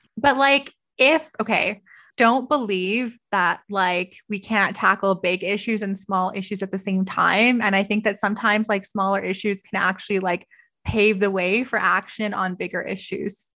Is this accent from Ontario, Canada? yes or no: yes; Toronto, Ontario, Canada; also born or lived in Vancouver; now in Calgary, Canada; I grew up in Toronto. I lived in Vancouver.